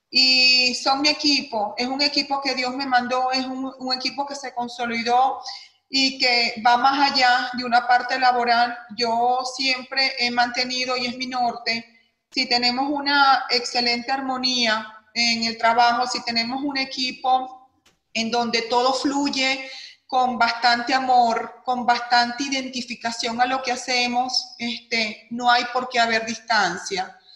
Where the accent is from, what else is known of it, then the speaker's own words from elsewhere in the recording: Venezuela; moved away as an adult; que vengo trabajando hace muchísimos años en mi tierra natal, Venezuela, el país al cual amo y agradezco mi profesión